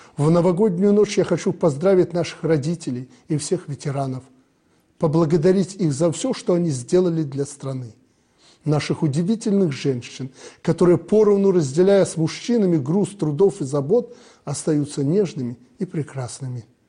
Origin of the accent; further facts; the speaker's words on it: Belarus; Мы, белорусы